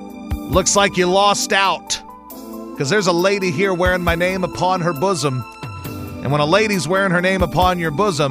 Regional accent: Baton Rouge, Louisiana, United States; now in Houston, United States; Man, when I was a kid, and I grew up in Baton Rouge, as you know, for the most part

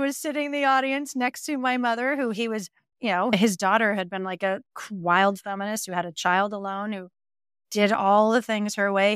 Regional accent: Montreal, Quebec, Canada; moved away; Growing up in Montreal, you really have a fear that you're never gonna leave

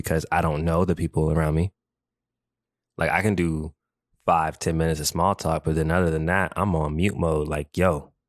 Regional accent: Japan; also born or lived in Mississippi, United States; now in United States; It's funny how I grew up, because growing up in Japan, I was that guy. I felt, you know, I was that guy. You couldn't tell me nothing. I was that guy. And then when I moved to Mississippi, it's like I was that guy, but I had to do it humbly.

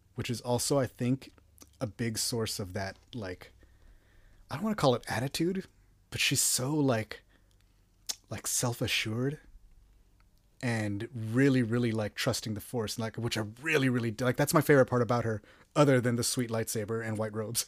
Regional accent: Texas, United States; I'm from Texas

